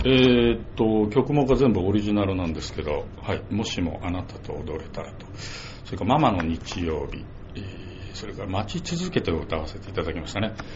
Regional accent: Osaka, Japan; also born or lived in Fukuoka Prefecture; 私は父親が仕事を変えて大阪に移ったもんですから7つの時に引っ越したんですね

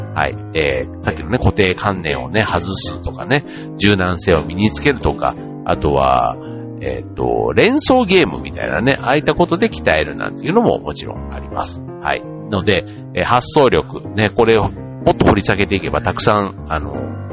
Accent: Kansai, Japan; 僕なんかよく関西人だからって言ってね

